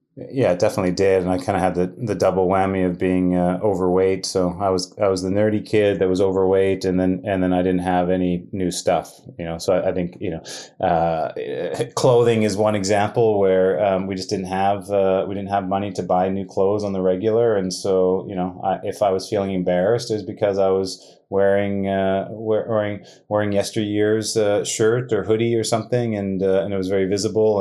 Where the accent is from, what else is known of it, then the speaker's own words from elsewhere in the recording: Winnipeg, Manitoba, Canada; also born or lived in Thunder Bay, Ontario; I was born in Thunder Bay, Ontario, um, and my mom and dad unfortunately split up when I was two years old, and uh, and my mom um, moved us to Winnipeg, and uh, uh, you know, growing up with a single mom